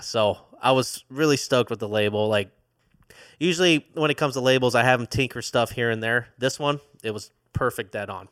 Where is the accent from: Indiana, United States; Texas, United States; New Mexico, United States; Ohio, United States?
Indiana, United States; born and raised in Indiana